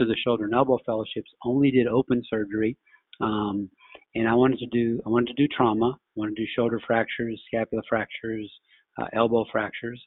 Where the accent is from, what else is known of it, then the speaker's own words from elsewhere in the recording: Louisiana, United States; moved away as an adult; also born or lived in Jackson, Mississippi; now in New Orleans, United States; I grew up in Louisiana